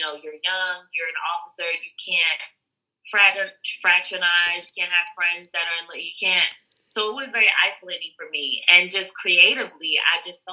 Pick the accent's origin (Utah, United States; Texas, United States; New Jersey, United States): New Jersey, United States; Jersey City; now in Warner Robins, United States; I am from Jersey City, New Jersey. So I am from up north.